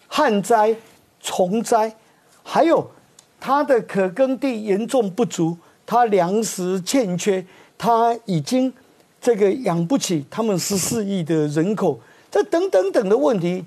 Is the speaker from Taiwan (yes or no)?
yes; Taiwan; 我们台湾人